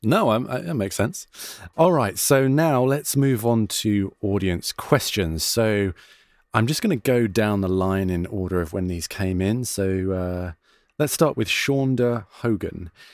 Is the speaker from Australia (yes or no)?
no; United Kingdom; accent: British; now in United States; I'm British